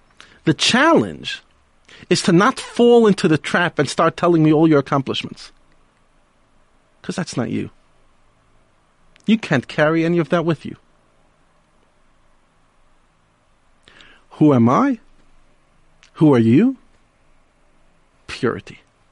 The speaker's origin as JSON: {"language": "English", "town": "New York City", "region": "New York", "country": "United States", "tie": "born or raised there", "said": "one of the rabbis I grew up with in Brooklyn, in New York."}